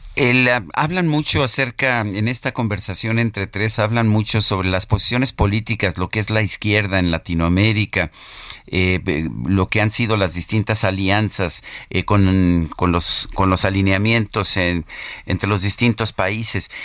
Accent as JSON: {"language": "Spanish", "country": "Mexico"}